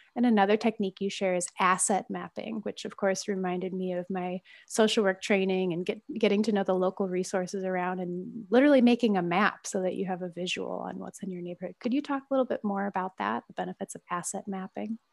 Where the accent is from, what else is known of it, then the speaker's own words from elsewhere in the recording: Midwest, United States; moved away; also born or lived in San Francisco / Oakland; me growing up in the Midwest